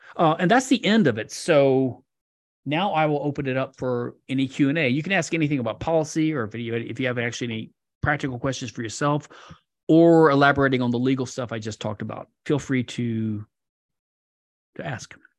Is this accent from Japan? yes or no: no; Louisiana, United States; Louisiana, my home state